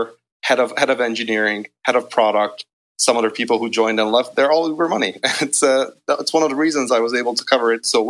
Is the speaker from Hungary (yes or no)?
yes; Hungary; moved away as an adult; also born or lived in United Kingdom; I'm actually originally from Hungary